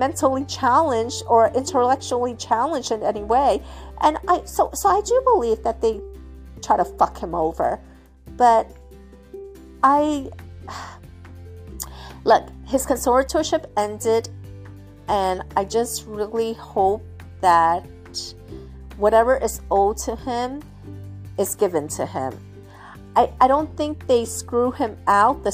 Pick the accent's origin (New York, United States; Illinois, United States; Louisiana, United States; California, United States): New York, United States; New York City; I'm from the city. You know, I grew up in New York City